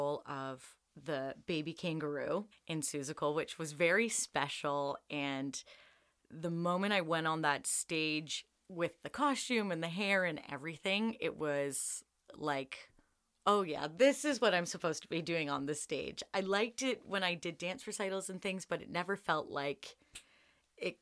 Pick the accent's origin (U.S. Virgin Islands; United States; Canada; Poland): Canada; Lindsay, Ontario; I'm from Lindsay, Ontario